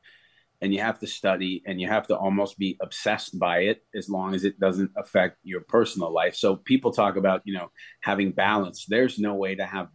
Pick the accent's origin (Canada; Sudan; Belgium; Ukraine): Canada; moved away as an adult; also born or lived in Nashville, United States / Florida, United States; I'm Canadian. Went home